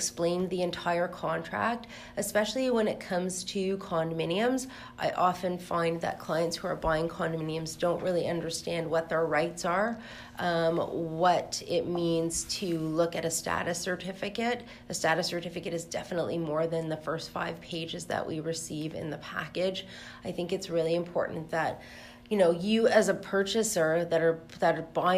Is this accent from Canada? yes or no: yes; Toronto, Ontario, Canada; also born or lived in Frankfurt, Germany; I grew up in Toronto.